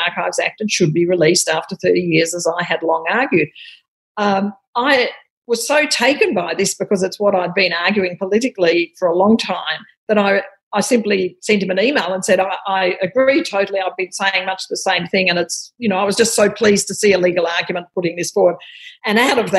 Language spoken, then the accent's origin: English; Australia; as an Australian